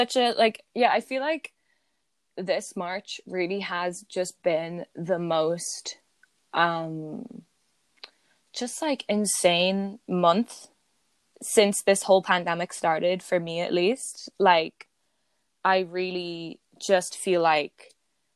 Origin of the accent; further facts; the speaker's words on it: Ireland; I'm just Irish